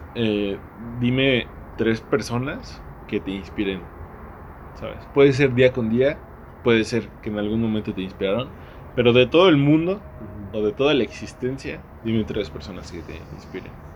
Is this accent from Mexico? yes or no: yes; Mexico; como mexicanos conocemos